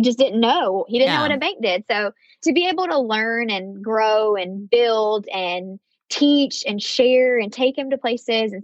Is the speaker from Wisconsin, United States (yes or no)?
no; Blacksburg, Virginia, United States; moved away as an adult; now in Myrtle Beach, United States; My hometown is really beautiful. Maybe Blacksburg, Virginia